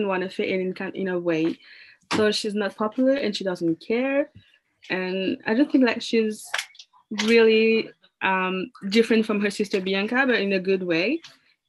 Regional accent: France; accent: French; English is a second language; I'm from France, hence the accent.

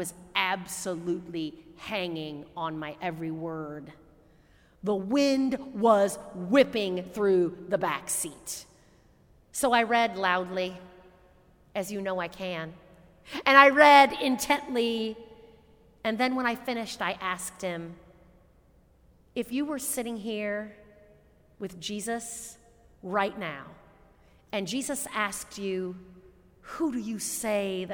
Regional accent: Indianapolis, Indiana, United States; moved away; my hometown of Indianapolis, Indiana.

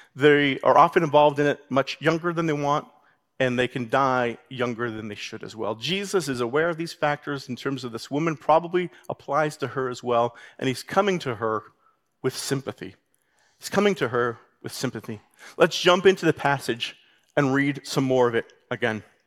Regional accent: Canada; as a Canadian

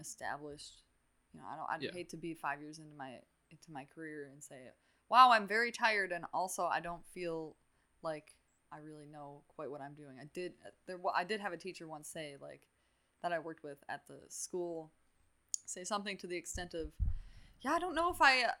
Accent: Muskego, Wisconsin, United States; I grew up in Muskego

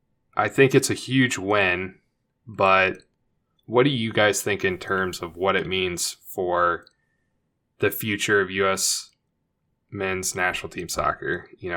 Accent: just outside of Indianapolis, United States; I grew up just outside of Indianapolis

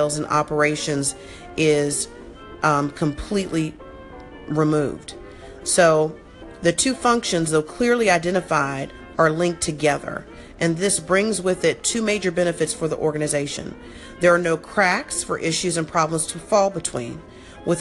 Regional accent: South Florida, United States; I grew up in South Florida

